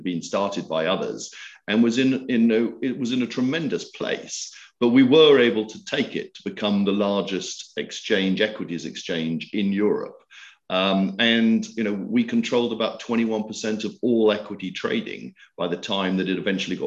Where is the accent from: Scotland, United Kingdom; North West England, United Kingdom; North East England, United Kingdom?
Scotland, United Kingdom; moved away as an adult; also born or lived in France; I'm Scottish